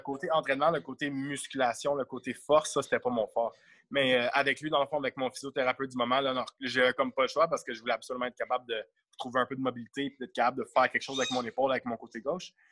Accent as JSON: {"language": "French", "town": "Montreal", "region": "Quebec", "country": "Canada", "said": "je viens de Montréal"}